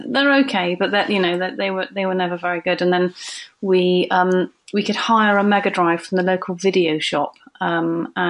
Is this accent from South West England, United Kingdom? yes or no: yes; Frome, South West England, United Kingdom; I'm from Froome in Somerset